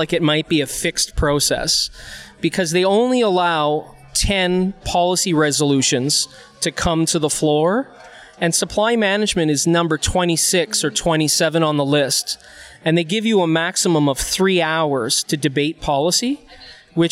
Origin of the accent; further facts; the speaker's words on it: Halifax, Nova Scotia, Canada; also born or lived in Ottawa; I'm from the Halifax area